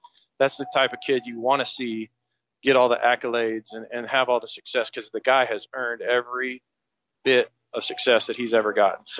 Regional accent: Arkansas City, Kansas, United States; now in Derby, United States; you know, I'm from Ark City. I got a lot of pride in that, but man, Derby's home

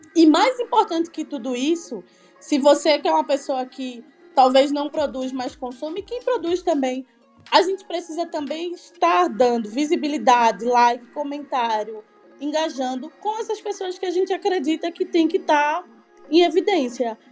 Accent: Recife, Pernambuco, Brazil; eu sou de Recife

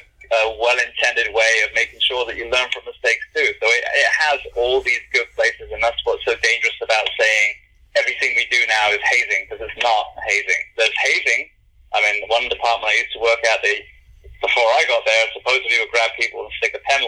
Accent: United Kingdom; moved away; as we Brits tend to be

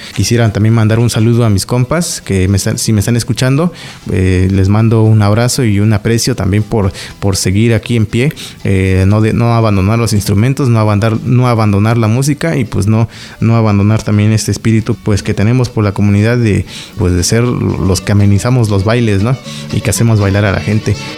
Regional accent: Eloxochitlán de Flores Magón, Oaxaca, Mexico; mi pueblo, el Oxochitlán de Flores Magón, Oaxaca

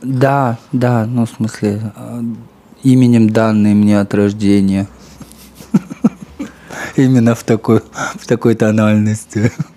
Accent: Kazakhstan; я из Казахстана

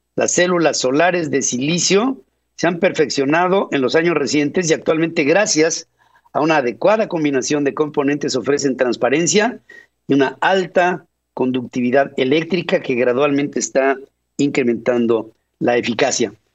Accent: Mexico; now in Atlanta, United States; estoy actuando como mexicano

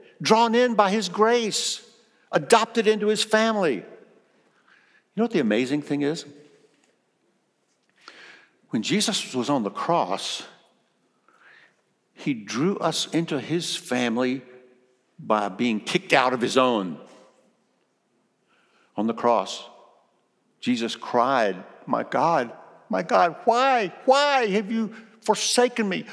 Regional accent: South Carolina, United States; also born or lived in Kosciusko, Mississippi; in South Carolina, where I was raised

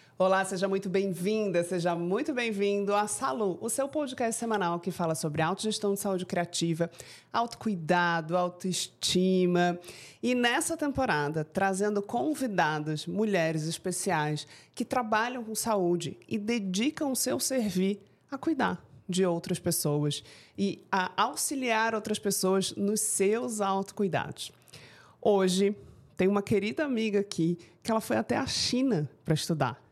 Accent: Florianópolis, Santa Catarina, Brazil; Você é manezinha, igual a mim

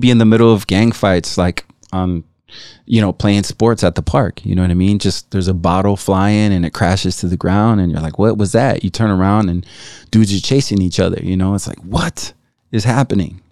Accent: Chicago, Illinois, United States; also born or lived in Tlaltenango, Mexico; growing up in Chicago, uh, six or seven kids

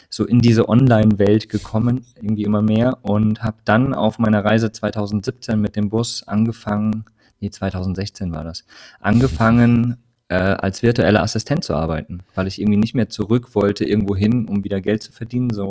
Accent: Hesse, Germany; also born or lived in Saxony / Rhineland-Palatinate / Bavaria; bin geboren in Sachsen, äh, aufgewachsen in Hessen, Rheinland-Pfalz, habe in Bayern gelebt

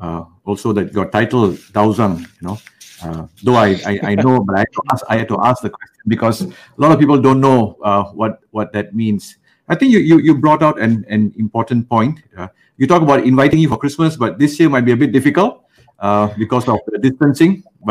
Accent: Malaysia

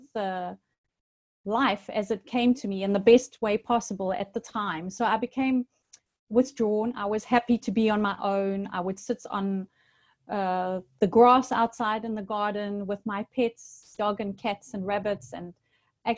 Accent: Durban, KwaZulu-Natal, South Africa; now in Paphos, Cyprus; I was born in South Africa in a town called Durban by the sea, hence living now in Paphos by the sea here in Cyprus

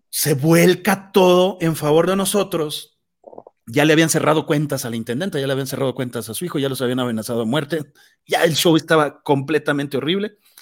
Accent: Mexico; nosotros como mexicanos

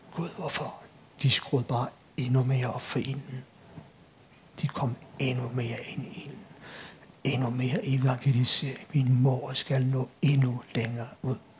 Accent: Copenhagen Western Suburbs, Capital Region of Denmark, Denmark; Jeg er født og opvokset på Københavns Vestegn

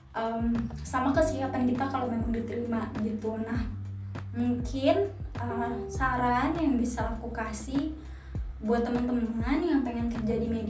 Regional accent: Medan, North Sumatra, Indonesia; oh karena aku dari Medan kan ya, jadi mereka nanya nanti kalau misal kamu beneran keterima uh, kerja di Jakarta kamu tuh mau tinggalnya di mana gitu

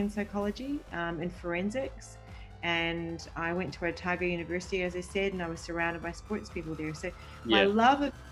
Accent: Mumbai, Maharashtra, India; born there; I'm Maltese Italian of heritage. I was born in Mumbai, India, and my dad used to work with Mother Teresa.

